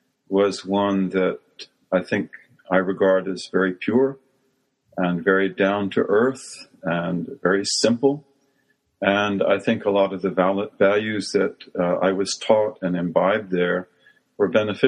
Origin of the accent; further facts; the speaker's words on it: Nebraska, United States; moved away; also born or lived in Western Kansas / Missouri; I was born in Nebraska, and in the formative early years of my life, I was very much influenced by the culture of Nebraska and Western Kansas.